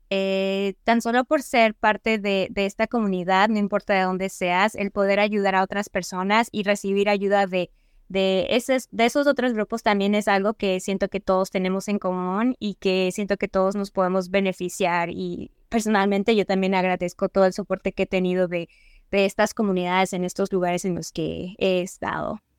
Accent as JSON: {"language": "Spanish", "country": "Mexico", "said": "No necesariamente hay muchas personas con las que yo me pueda identificar como mexicanos. siento que el grupo de mexicanos que hay aquí es muy pequeño"}